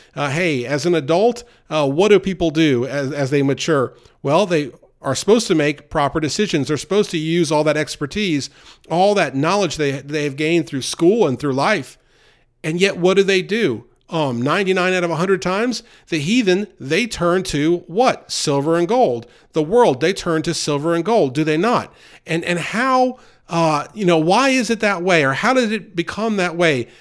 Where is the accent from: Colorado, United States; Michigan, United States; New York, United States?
New York, United States; now in the South, United States; growing up near New York City, and now living in the South for many years